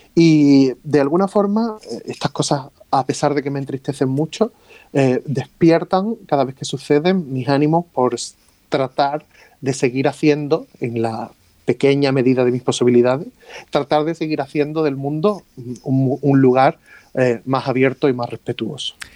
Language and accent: Spanish; Torremolinos, Andalusia, Spain; also born or lived in Rome; yo siempre he vivido eh, en, mi, Torremolinos, yo siempre he vivido en mi pueblo.